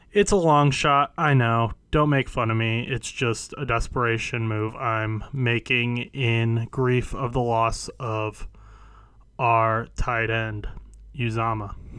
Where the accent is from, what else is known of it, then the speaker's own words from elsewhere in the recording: Indiana, United States; I'm from Indiana.